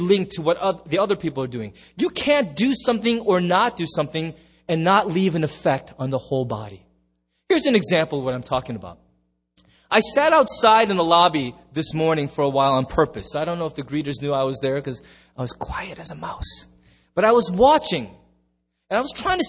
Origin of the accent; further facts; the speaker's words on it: United States; There's just us Americans.